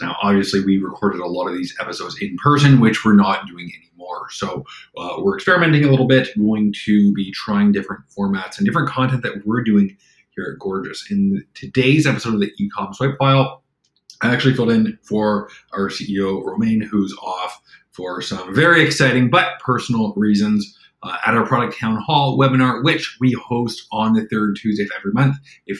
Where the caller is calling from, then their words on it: Toronto, Ontario, Canada; I'm coming in from Toronto, Canada.